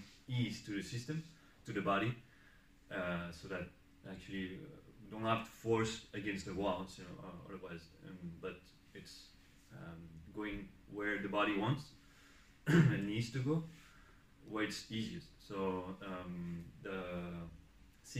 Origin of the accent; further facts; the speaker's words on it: France; moved away as an adult; also born or lived in Barcelona, Spain; now in Eindhoven, Netherlands; I was born in France, studied chiropractic in Spain, in Barcelona, and worked there for 5 years before coming here in the Netherlands.